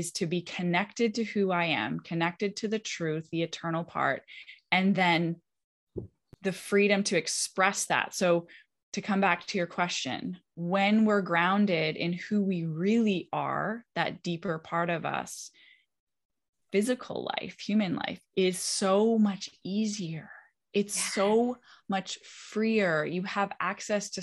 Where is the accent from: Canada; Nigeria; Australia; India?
Canada; now in West Palm Beach, United States; I grew up in Canada. I'm a Canadian.